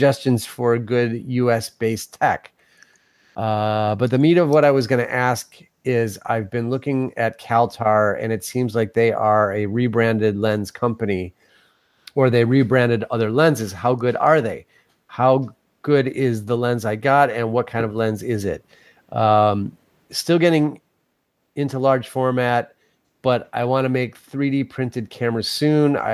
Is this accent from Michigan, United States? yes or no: no; Chicago, Illinois, United States; as a Chicagoan